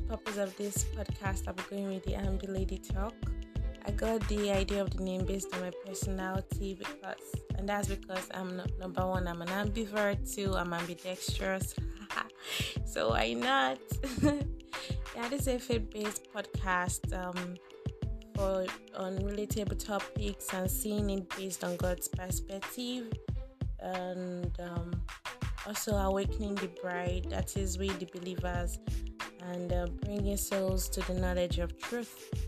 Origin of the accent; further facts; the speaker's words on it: Nigeria; I'm a Nigerian